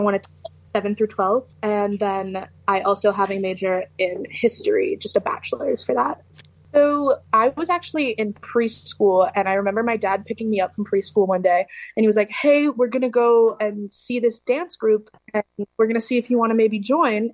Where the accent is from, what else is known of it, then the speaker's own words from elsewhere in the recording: Seattle, Washington, United States; moved away as an adult; now in Pittsburgh, United States; I'm actually from Seattle, Washington